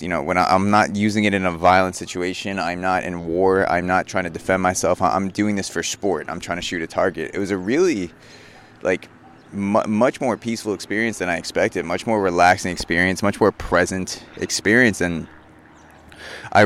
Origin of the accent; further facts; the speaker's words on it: Long Island, New York, United States; growing up in Long Island and being around New York City, it's a super liberal, progressive area